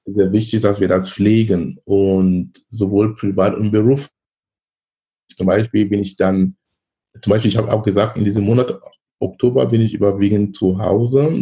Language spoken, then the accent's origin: German; Cameroon; moved away as an adult; now in Germany; Ich komme gebürtig aus Kamerun. Ich lebe in Deutschland seit fast 20 Jahren.